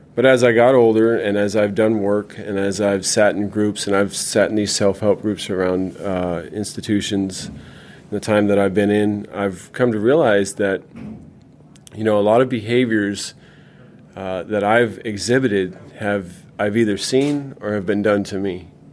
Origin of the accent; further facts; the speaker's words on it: California, United States; also born or lived in Minnesota; We moved to California in 1980